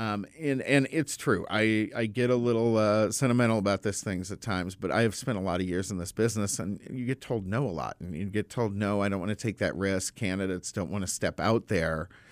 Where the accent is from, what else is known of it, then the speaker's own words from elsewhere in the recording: United States; as an American